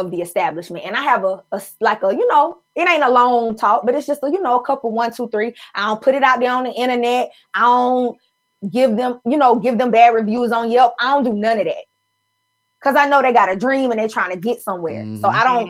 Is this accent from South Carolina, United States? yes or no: yes; Anderson, South Carolina, United States; also born or lived in Columbia, South Carolina; I'm from a small town. I'm from Anderson, South Carolina.